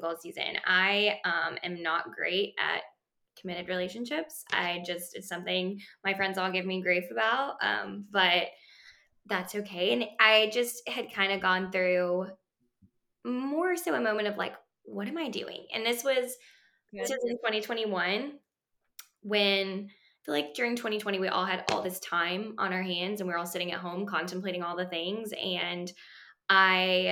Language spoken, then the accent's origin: English; Denver, Colorado, United States; moved away as an adult; also born or lived in Australia; now in Arkansas, United States; I was born in Australia. That's where my parents are, or my dad is from. My mom is from Switzerland. When I was younger, we moved to Denver, Colorado. So I spent time growing up in Denver